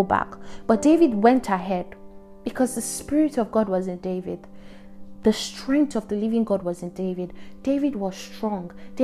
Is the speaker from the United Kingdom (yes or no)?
no; Nigeria; we hear as Nigerians, as youth, as like Nigerian youths